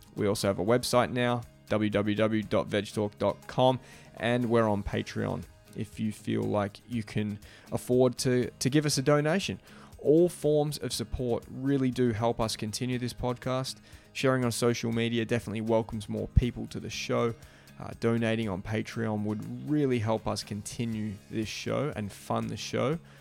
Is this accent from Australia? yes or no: yes; Australia; moved away; I grew up in Australia